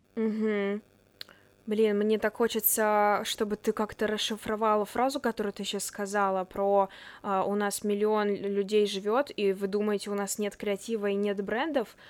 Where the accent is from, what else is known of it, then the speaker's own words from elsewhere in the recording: Chelyabinsk, Chelyabinsk Oblast, Russia; moved away as an adult; now in Moscow, Russia; Я из Челябинска, но уже год живу, учусь в Москве на журналистике в Вышке